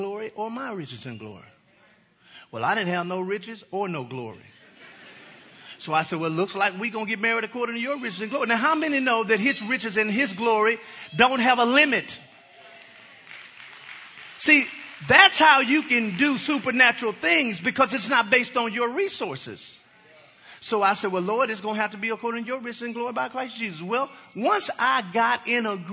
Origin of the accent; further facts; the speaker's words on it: Dallas, Texas, United States; I am from the Dallas area, okay? Never lived in Arlington